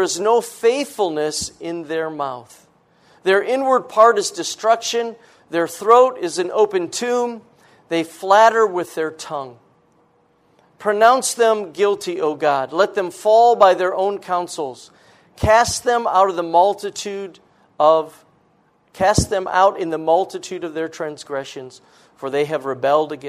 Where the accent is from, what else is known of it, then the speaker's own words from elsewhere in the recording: Rochester, Minnesota, United States; I was raised in Minnesota, born by the Mayo Clinic